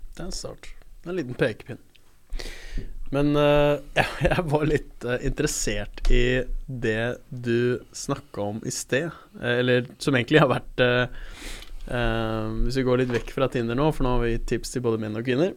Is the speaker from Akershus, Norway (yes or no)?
no; Oslo, Norway; født og oppvokst i Oslo sentrum